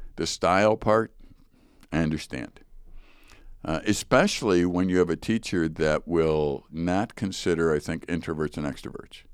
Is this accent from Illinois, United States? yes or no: yes; Chicago, Illinois, United States; I grew up in Chicago, Chicago Public School